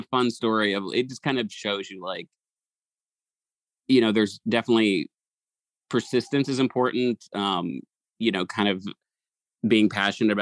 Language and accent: English; Eastern Kentucky, United States; I grew up in Eastern Kentucky, so I'm like, I'm like this little hillbilly that lives out in the middle of the woods on a farm